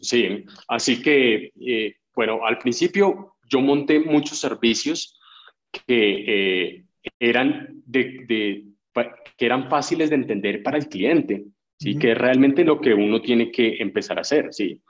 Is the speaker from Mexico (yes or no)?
no; Colombia; also born or lived in United States; en mi país